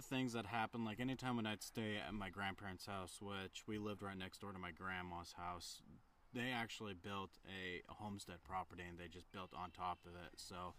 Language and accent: English; Preston, Idaho, United States; Up in Preston, Idaho.